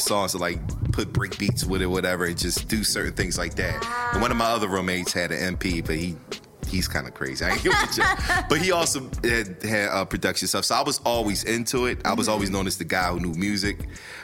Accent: Philadelphia, Pennsylvania, United States; I'm from North

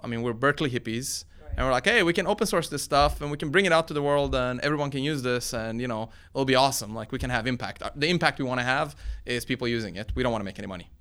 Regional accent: Sweden; moved away as an adult; also born or lived in Iran; now in United States; my parents picked Sweden of all the countries, and that's where I grew up.

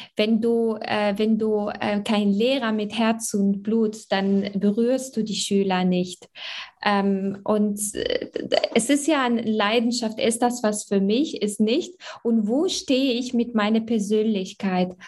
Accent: Morocco; also born or lived in Germany; now in Essen, Germany; Also ich bin in Marokko geboren und aufgewachsen und bin äh, mit jungen äh, Jahren hier nach Deutschland gekommen

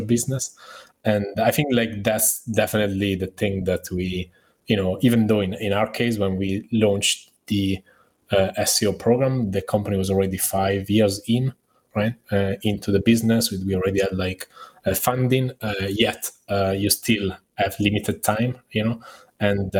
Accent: Italy; I'm obviously Italian, right?

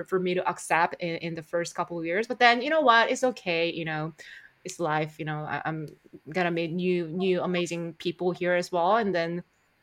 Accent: South Korea; English is a second language; moved away as an adult; also born or lived in Sweden; now in Singapore; I'm from South Korea

